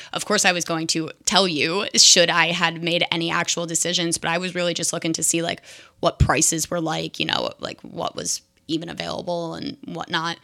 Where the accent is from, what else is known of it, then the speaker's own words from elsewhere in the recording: New Jersey, United States; moved away as an adult; now in Seattle, United States; I'm from New Jersey